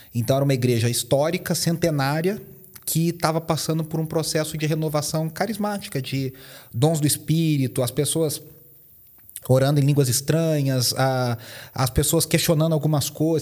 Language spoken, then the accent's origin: Portuguese; Poços de Caldas, Minas Gerais, Brazil; accent: mineiro; now in São Paulo, Brazil; Eu sou mineiro, de Poços de Caldas, então meu, meu sotaque vai entregar muito que eu sou mineiro.